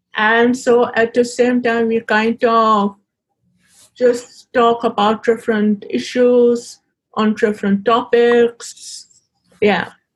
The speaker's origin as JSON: {"language": "English", "country": "Pakistan", "said": "Being a woman and living in, in Pakistan"}